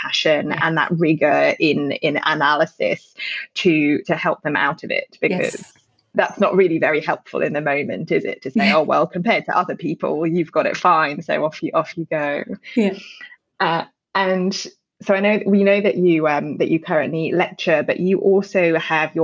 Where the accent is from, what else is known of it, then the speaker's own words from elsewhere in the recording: United Kingdom; now in Australia; as a Brit who moved, born and raised in the UK